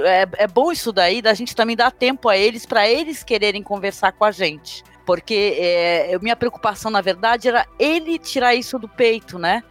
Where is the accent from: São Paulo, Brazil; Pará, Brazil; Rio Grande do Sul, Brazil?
São Paulo, Brazil; Guarujá; sou aqui do Guarujá